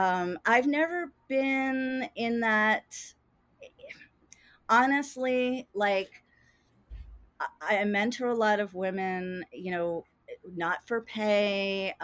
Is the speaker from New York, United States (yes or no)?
yes; New York City, New York, United States; I was from Brooklyn.